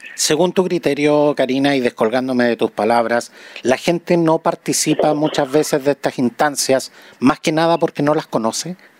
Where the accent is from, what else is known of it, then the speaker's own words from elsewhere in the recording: Chile; los chilenos